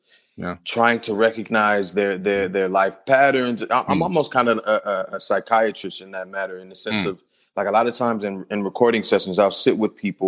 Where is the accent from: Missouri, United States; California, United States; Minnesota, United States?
California, United States; Compton; I'm born and raised in Compton